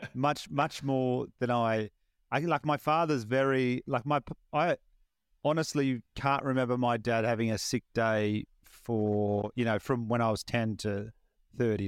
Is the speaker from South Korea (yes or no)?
no; Batemans Bay, New South Wales, Australia; my hometown of Batemans Bay